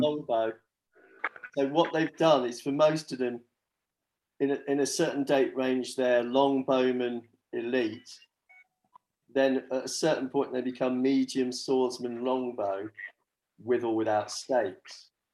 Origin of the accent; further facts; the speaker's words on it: England, United Kingdom; as English players